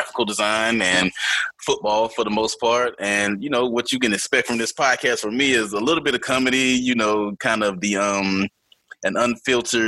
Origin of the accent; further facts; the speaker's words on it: Atlanta, Georgia, United States; now in North Carolina, United States; I am from Atlanta, Georgia, but I do live now here in North Carolina